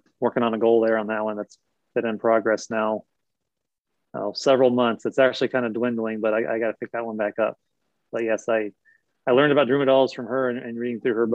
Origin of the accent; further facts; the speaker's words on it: Indiana, United States; I grew up in Indiana